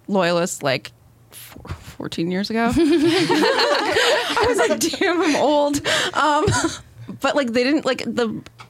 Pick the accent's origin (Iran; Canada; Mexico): Canada; Northern Ontario; moved away; I'm from Northern Ontario